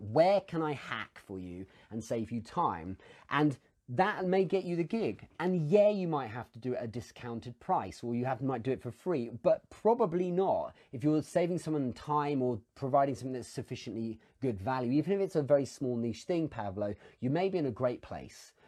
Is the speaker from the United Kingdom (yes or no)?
yes; England, United Kingdom; as an Englishman